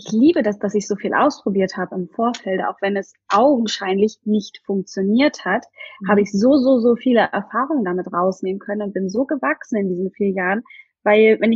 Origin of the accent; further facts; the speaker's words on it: Hamburg area, Germany; now in Berlin, Germany; und ich komme eigentlich aus der Nähe von Hamburg und bin relativ spontan mit meinem Freund zusammen einfach mal nach Berlin gezogen.